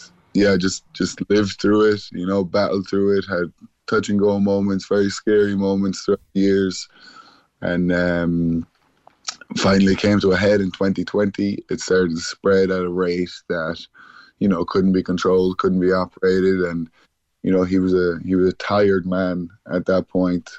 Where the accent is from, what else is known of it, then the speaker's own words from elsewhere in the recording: Cork, Munster, Ireland; we grew up in Mayfield and in the Glen